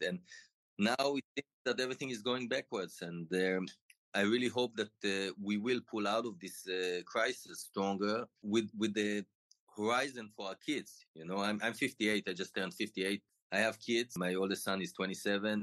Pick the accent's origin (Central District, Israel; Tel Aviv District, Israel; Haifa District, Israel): Tel Aviv District, Israel; I grew up in Israel and I always lived here.